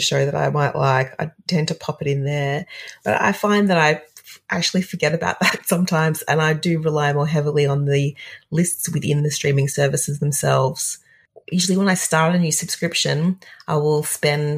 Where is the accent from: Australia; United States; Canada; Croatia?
Australia; Perth, Western Australia; now in Melbourne, Australia; in the 70s and 80s, we grew up in Perth